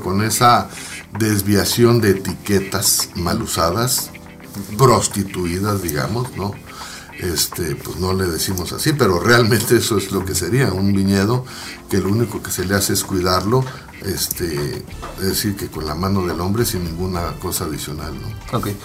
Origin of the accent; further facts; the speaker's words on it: Mexicali, Baja California, Mexico; also born or lived in Ensenada; La familia es de Ensenada, yo nací en Mexicali.